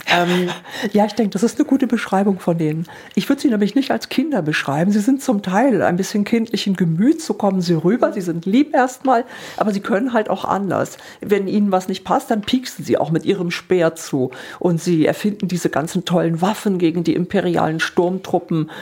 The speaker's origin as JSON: {"language": "German", "town": "Hamburg", "region": "Northern Germany", "country": "Germany", "moved": "as an adult", "lives_now": "Darmstadt, Germany", "said": "bin dann von Hamburg, ich bin eigentlich Norddeutsche und äh, Meeresliebhaberin, und dann bin ich irgendwann nach Darmstadt gezogen"}